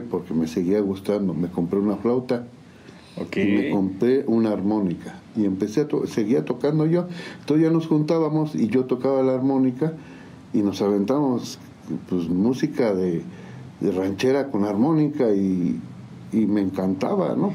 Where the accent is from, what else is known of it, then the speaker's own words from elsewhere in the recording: San Juan del Río, Querétaro, Mexico; nacimos aquí en San Juan de Río, orgullosamente sanjuanense. Sanjuanenses. Y con todas mis raíces aquí están